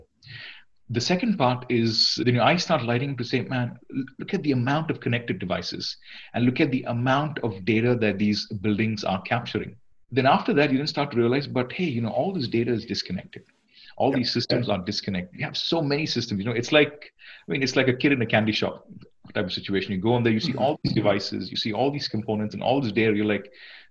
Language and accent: English; Singapore; moved away as an adult; now in Redmond, United States; I'm from Singapore. Singapore's home for me.